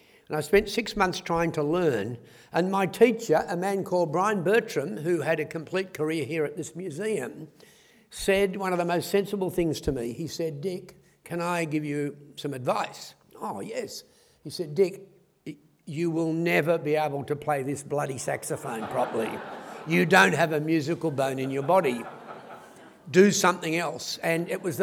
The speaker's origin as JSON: {"language": "English", "country": "Australia", "tie": "born or raised there", "said": "I was born in Australia in the 1940s, and I was absolutely hopeless at school"}